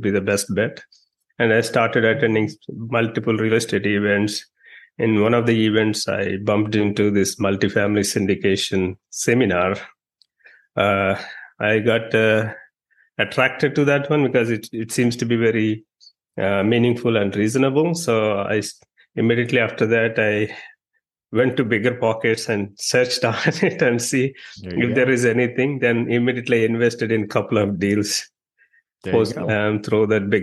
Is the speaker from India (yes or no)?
yes; India; moved away as an adult; also born or lived in New York, United States; now in Dallas, United States; I'm from India